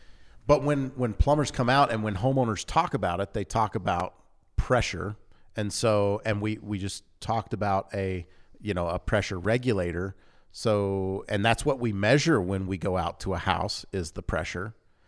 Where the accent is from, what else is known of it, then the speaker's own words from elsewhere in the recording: Louisiana, United States; Because like growing up in Louisiana, most of our towns had a water tank.